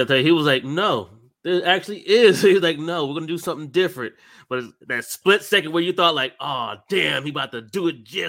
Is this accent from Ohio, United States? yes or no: yes; Ohio, United States; moved away; I'm from Ohio.